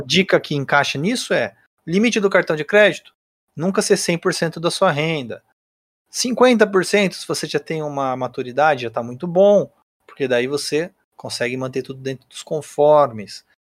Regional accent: Brazil; a gente, como brasileiro

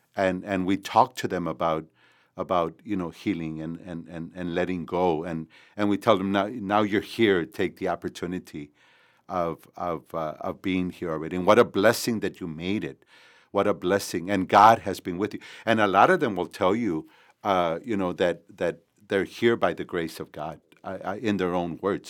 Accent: McAllen, Texas, United States; also born or lived in San Juan, Texas; I was born in San Juan, uh, Texas, here in in the Rio Grande Valley and, but grew up in McAllen

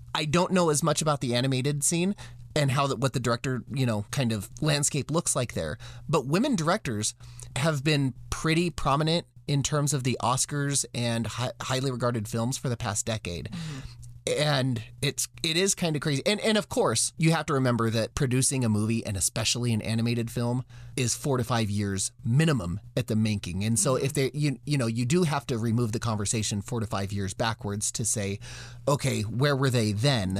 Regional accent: United States; as an American boy

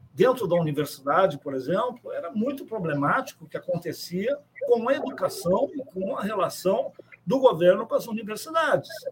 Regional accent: São Borja, Rio Grande do Sul, Brazil; eu sou de São Borja

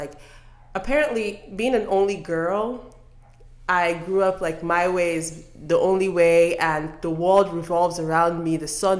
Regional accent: Delta, Nigeria; Other than the fact that you just found out my last name, I'm from Delta State.

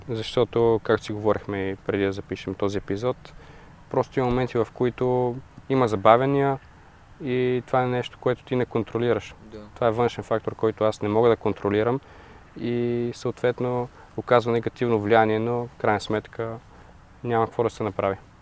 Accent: Bulgaria; also born or lived in Denmark; като българин

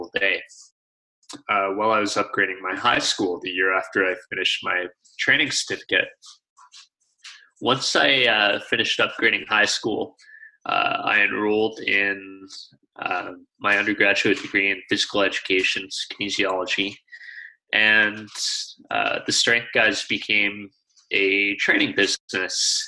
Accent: Calgary, Alberta, Canada; My hometown is Calgary, Alberta

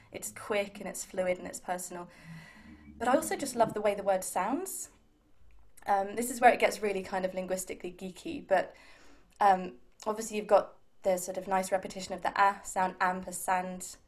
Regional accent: Milton Keynes, South East England, United Kingdom; I grew up in Milton Keynes

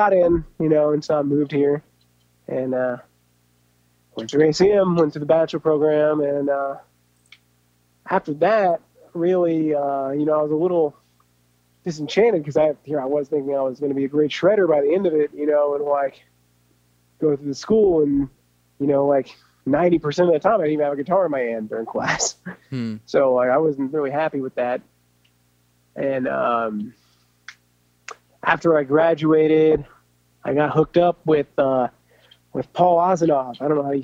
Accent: Enid, Oklahoma, United States; I'm from Oklahoma. You know, I was born in Enid.

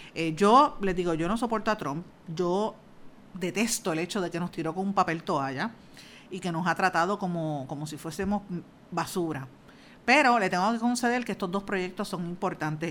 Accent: Guaynabo, Puerto Rico; soy de Guainabo

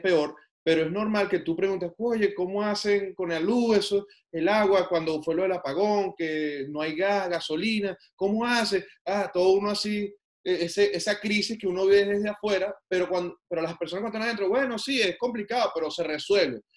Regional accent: Venezuela; moved away as an adult; now in Canada; yo soy venezolano, yo conozco ese país, yo nací, viví hasta hace dos años allá

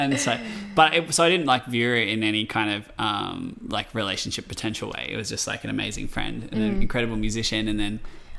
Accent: Blue Mountains, New South Wales, Australia; I grew up down south in the Blue Mountains

